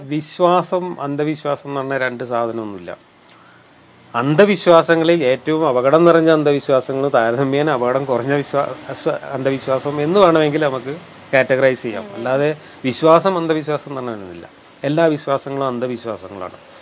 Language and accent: Malayalam; Kerala, India; born or raised there